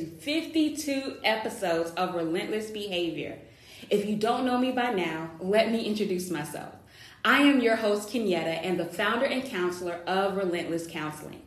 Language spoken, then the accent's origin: English; United States; my home country, America